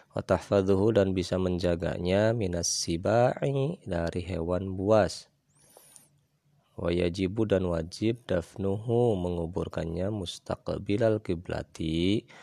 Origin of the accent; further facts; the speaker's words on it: West Java, Indonesia; kalau kata orang kita Sunda namanya apa kaca piring